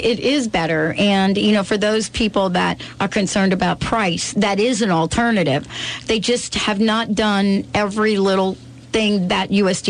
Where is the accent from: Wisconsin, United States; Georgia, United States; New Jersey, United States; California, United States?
New Jersey, United States; growing up in Jersey cornfields.